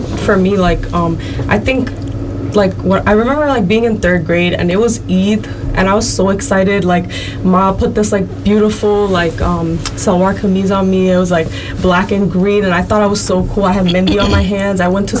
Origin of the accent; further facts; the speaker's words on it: New York City, New York, United States; also born or lived in Woodside, Queens; me and my sister, we grew up in New York City, mostly like Manhattan, which doesn't have many Bengalis there.